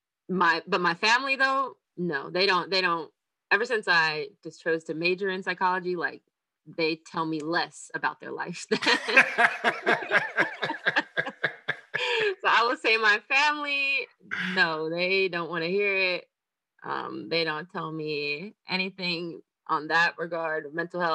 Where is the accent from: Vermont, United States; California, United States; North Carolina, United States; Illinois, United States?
North Carolina, United States; moved away as an adult; now in Florida, United States; I'm from North Carolina. I've had North Carolina everything through all my states